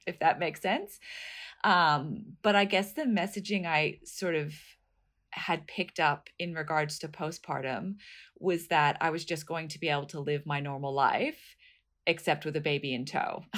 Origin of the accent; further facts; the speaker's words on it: United States; moved away as an adult; also born or lived in New York; now in Australia; I'm from the States originally